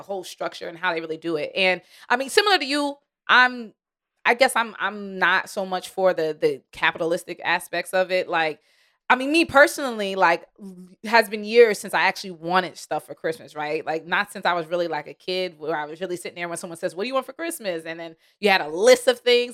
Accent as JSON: {"language": "English", "region": "New York", "country": "United States", "said": "I'm from New York"}